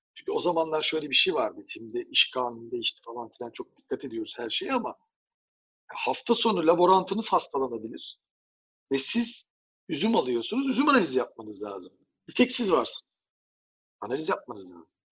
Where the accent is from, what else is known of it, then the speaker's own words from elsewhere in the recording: Turkey; Bir Türk olarak